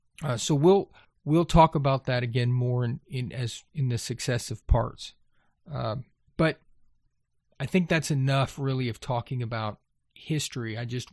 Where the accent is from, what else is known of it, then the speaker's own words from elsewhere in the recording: Texas, United States; Now, I grew up in Gulf Coast, Texas. I can tell you flat.